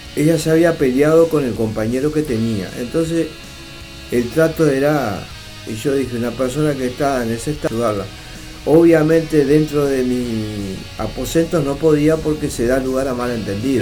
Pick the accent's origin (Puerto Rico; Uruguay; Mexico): Uruguay; estoy en mi país